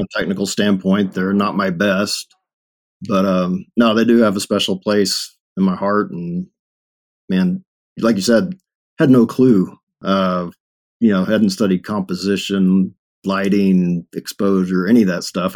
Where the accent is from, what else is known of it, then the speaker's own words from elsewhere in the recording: Longview, Texas, United States; moved away as an adult; now in Denver, United States; born and raised in Texas